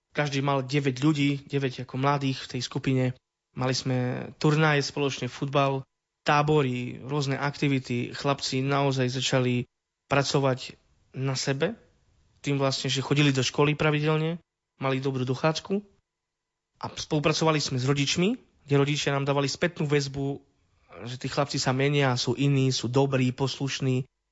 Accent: Soľ, Prešov Region, Slovakia; pochádzam zo Soli. Vyrastal som v osade.

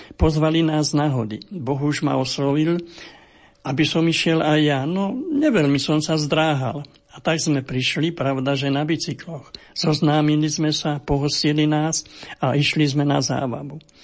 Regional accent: Gáň, Trnava Region, Slovakia; Narodil som sa v Gáni

